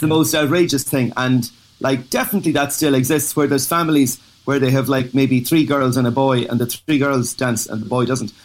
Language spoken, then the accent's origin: English; Dublin, Leinster, Ireland; moved away as an adult; now in New York City, United States; I grew up in the leafy suburbs in Dublin